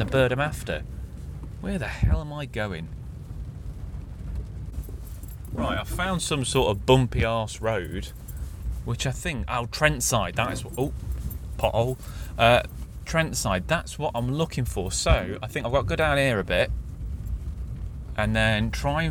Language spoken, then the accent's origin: English; Clifton, East Midlands, United Kingdom; where I grew up in Clifton